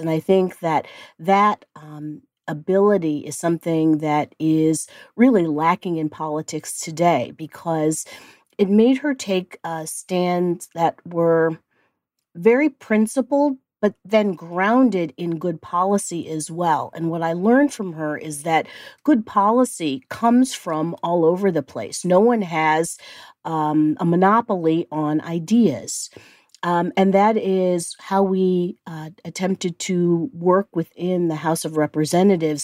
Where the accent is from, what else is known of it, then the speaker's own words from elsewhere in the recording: Cleveland Heights, Ohio, United States; moved away; I am from the Midwest and I grew up in Cleveland Heights, Ohio